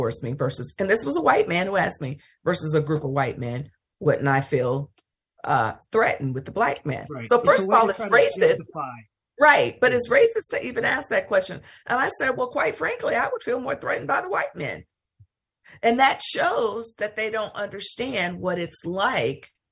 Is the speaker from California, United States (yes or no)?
no; Mississippi, United States; I'm from Mississippi